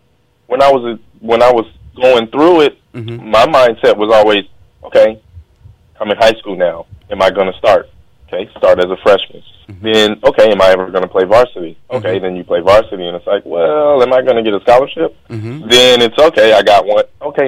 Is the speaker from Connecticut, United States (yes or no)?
no; Long Beach, California, United States; I grew up in Long Beach, went to Arizona, drafted to San Diego. My whole life, I'm on the West Coast.